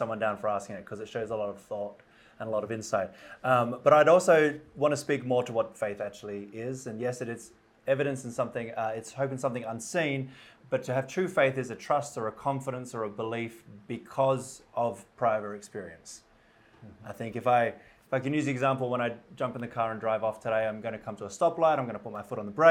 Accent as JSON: {"language": "English", "country": "Australia", "tie": "born or raised there", "also_born_or_lived": "United Kingdom", "moved": "as an adult", "lives_now": "Denver, United States", "said": "as you'll pick up from the accent, I grew up in Australia"}